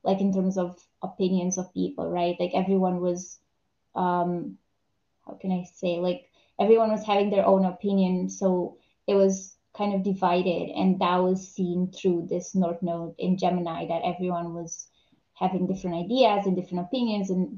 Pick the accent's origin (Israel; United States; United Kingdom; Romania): Romania; I'm from Romania.